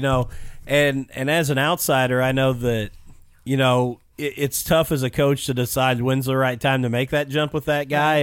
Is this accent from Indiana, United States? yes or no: yes; Mitchell Bedford area, Indiana, United States; growing up in the Mitchell Bedford area